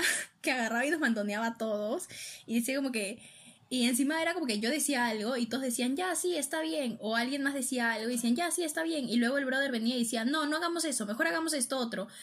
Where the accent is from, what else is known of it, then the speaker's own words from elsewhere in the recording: Peru; éramos cinco peruanos